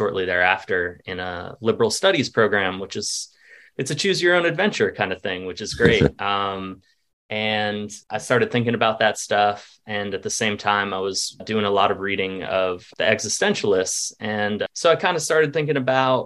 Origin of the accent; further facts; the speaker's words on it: Vermont, United States; moved away as an adult; also born or lived in Wilmington, North Carolina; I'm originally from Vermont, which is very much sort of a tourist-based economy.